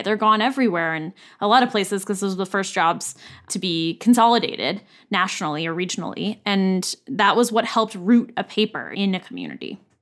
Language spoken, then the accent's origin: English; United States; moved away; My hometown and the surrounding area has no local television station.